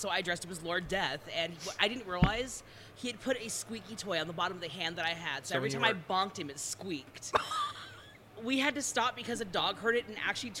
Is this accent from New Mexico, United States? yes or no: yes; New Mexico, United States; See, I'm from New Mexico, and we're spoiled.